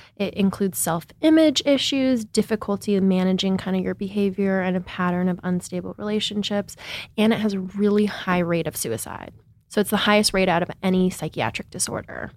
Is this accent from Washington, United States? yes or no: yes; Seattle, Washington, United States; moved away as an adult; also born or lived in New York; I grew up in Seattle, Washington, in a really liberal city